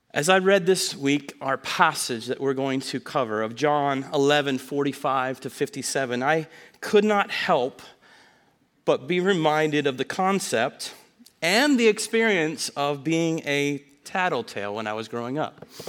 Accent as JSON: {"language": "English", "area": "Snyder County", "region": "Pennsylvania", "country": "United States", "tie": "born or raised there", "said": "growing up in Snyder County, which is about an hour north and a little west of here"}